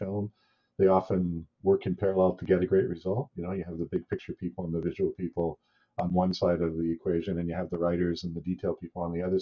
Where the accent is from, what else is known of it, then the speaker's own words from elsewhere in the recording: British Columbia, Canada; also born or lived in Ontario; born and raised in Canada, mostly in BC, but I lived in Ontario for a long time.